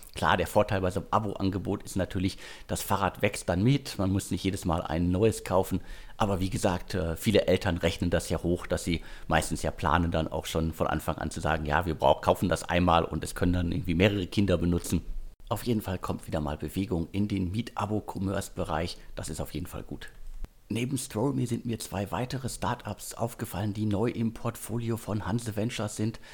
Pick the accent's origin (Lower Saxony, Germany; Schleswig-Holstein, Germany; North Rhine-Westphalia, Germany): North Rhine-Westphalia, Germany; Ruhr area; meine Heimat, das Ruhrgebiet